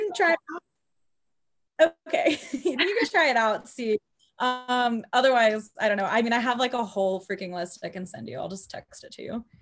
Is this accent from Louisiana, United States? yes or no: no; Cypress, Texas, United States; also born or lived in Los Angeles; I grew up in Cyprus